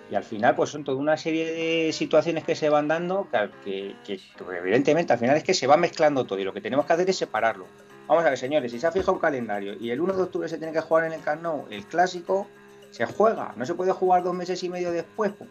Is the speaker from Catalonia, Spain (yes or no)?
yes; Catalonia, Spain; me molesta como madridista, me molesta como español, porque mm, yo, yo entiendo que mi sensibilidad no es la única